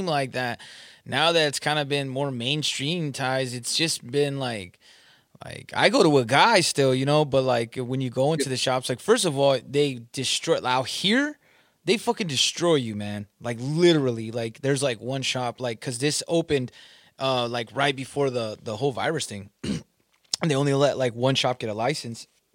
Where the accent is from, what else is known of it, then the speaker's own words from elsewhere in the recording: Southern California, United States; moved away; I'm from Southern California